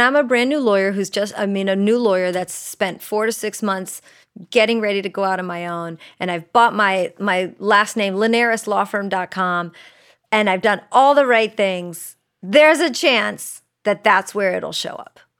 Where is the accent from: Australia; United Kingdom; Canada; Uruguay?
Uruguay; I'm from Uruguay